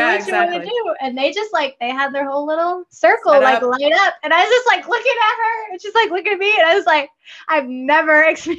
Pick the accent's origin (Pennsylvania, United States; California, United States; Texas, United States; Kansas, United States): Texas, United States; moved away as an adult; also born or lived in North Carolina / Colorado; I come from Texas and I don't feel like it is humid there, but it's like 30, you know, maybe 40%.